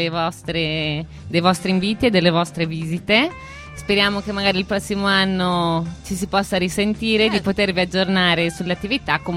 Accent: Trento, Trentino-Alto Adige, Italy; Ah, sto imparando il dialetto noneso. Io da trentina cittadina mi sto

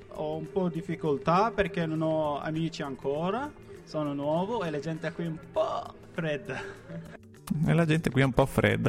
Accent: Iraq; Italian is a second language; moved away as an adult; now in Trentino, Italy; vengo dall'Iraq, eh, sono turcmano, sono qui da quasi più di un anno

